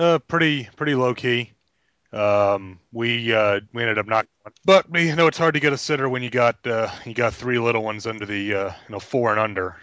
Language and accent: English; New York, United States; now in South Carolina, United States; I grew up in New York, and I, I tell people I'm here in South Carolina all the time